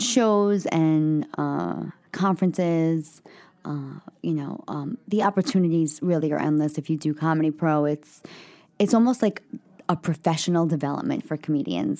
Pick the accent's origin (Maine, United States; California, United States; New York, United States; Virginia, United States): New York, United States; New York City; I'm a kid from the Bronx